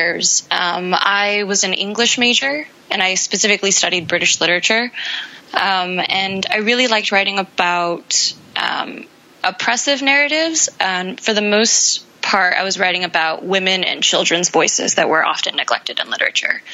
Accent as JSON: {"language": "English", "town": "Arcadia", "region": "California", "country": "United States", "tie": "born or raised there", "also_born_or_lived": "Boston / United Kingdom", "said": "I grew up just outside"}